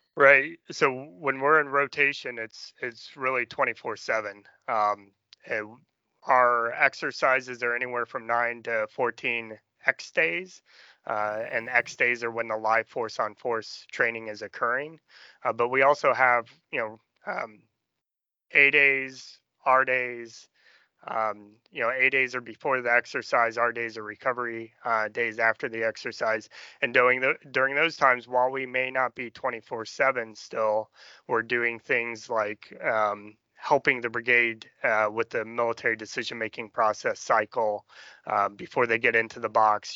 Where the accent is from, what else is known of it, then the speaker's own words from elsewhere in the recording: Danville, Illinois, United States; from Danville, Illinois, farm